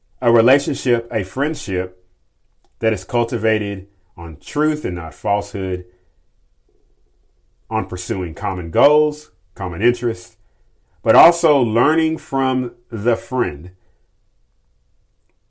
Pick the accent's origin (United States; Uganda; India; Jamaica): United States; Kentucky; my home state of Kentucky